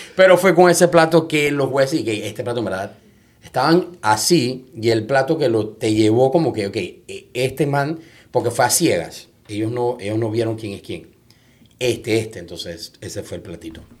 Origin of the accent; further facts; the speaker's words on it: Panama; soy panameño